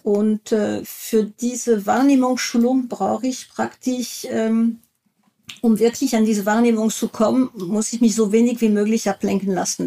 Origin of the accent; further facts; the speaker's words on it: France; German is a second language; moved away; ich bin Französin